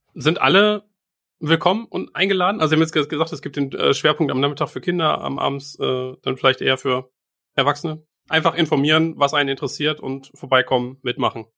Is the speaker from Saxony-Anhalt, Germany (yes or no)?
no; Bielefeld, North Rhine-Westphalia, Germany; selbst wirklich als geborener Bielefelder, als überzeugte Bielefelder, wir sind privat hier